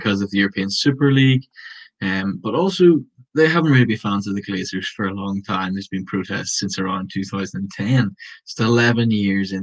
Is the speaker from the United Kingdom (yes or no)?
yes; Bangor, Northern Ireland, United Kingdom; I'm from Bangor